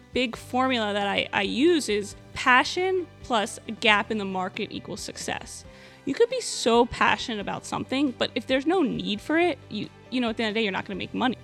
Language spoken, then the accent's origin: English; Miami, Florida, United States; I am born and raised in Miami